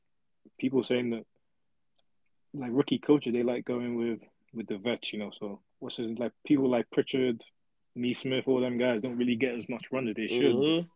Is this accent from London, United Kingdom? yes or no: yes; London, United Kingdom; I'm British